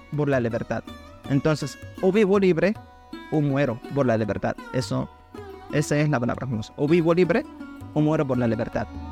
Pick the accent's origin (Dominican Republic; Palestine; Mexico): Palestine; Khan Younis, Gaza Strip; Spanish is a second language; now in Venezuela; yo soy palestino que vivía en, Gaza, en el lugar, mi ciudad llamada Han